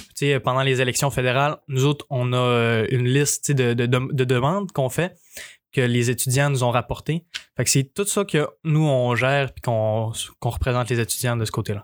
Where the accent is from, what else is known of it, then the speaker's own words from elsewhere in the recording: Quebec, Canada; je suis fier, je suis fier québécois, fier de mes ancêtres canadiens